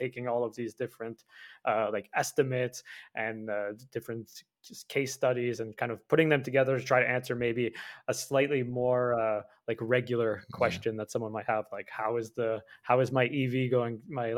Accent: Canada; So like I'm from Canada, it is very cold even right now

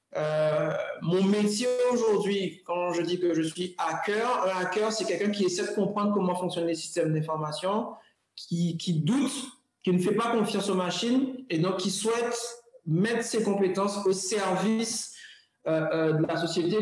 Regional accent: Guadeloupe; moved away; also born or lived in Europe; en tant que Guadeloupéen

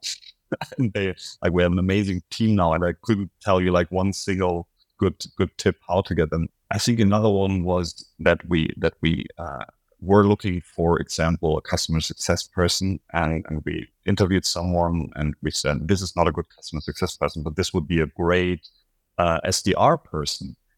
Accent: Berlin, Germany; I'm from Berlin

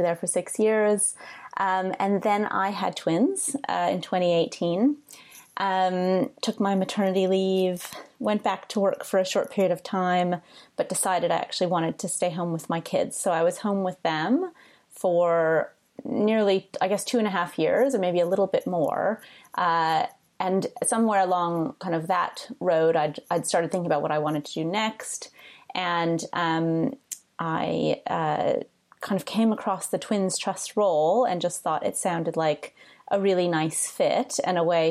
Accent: United States; moved away as an adult; also born or lived in New York / Liberia; now in United Kingdom; I'm American and I practiced in New York

